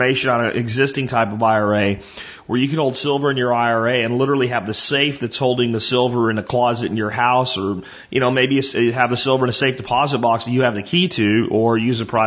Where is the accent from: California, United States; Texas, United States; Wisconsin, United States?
Texas, United States; I'm a Texan